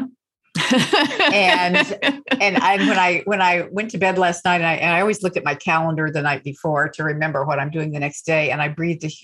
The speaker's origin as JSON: {"language": "English", "region": "small towns in Texas", "country": "United States", "moved": "yes", "lives_now": "New York, United States", "said": "I am from small towns in Texas"}